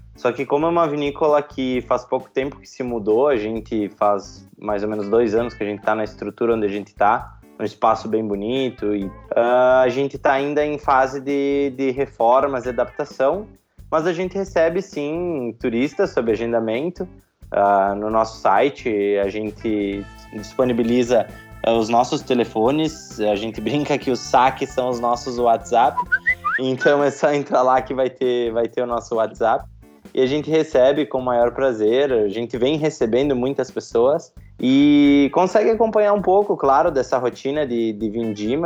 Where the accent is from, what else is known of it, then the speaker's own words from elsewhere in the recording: Garibaldi, Rio Grande do Sul, Brazil; also born or lived in Caxias do Sul; eu sou nascido em Caxias do Sul, uma das maiores cidades aqui da Serra, mas criei e me considero um garibaldense de, de coração, moro em Garibaldi desde que eu me entendo por gente